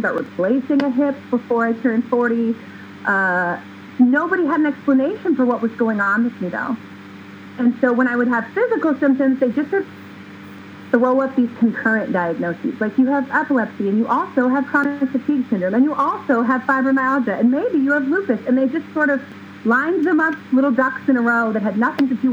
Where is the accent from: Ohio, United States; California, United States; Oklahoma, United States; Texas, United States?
California, United States; moved away as an adult; now in Oregon, United States; born and raised in California